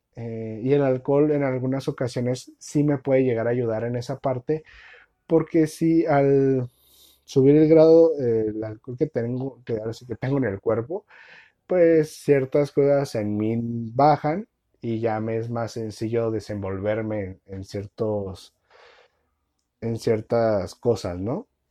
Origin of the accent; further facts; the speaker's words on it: Mexico; uno como mexicano